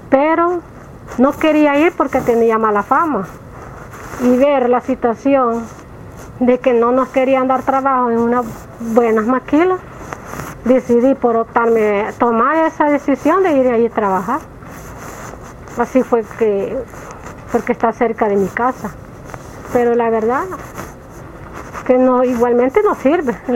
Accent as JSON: {"language": "Spanish", "town": "Florencia", "country": "El Salvador", "said": "Me costó porque no le quieren dar trabajo a los que somos de Florencia, porque dicen que somos boncheras."}